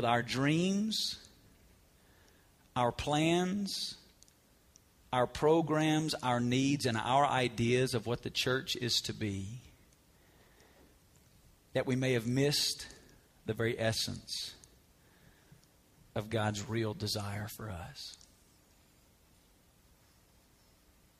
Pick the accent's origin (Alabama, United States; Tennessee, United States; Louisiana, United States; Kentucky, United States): Alabama, United States; moved away as an adult; also born or lived in Woodstock; now in Las Vegas, United States; I grew up in Alabama, and when you grow up in Alabama, college football is like a way of life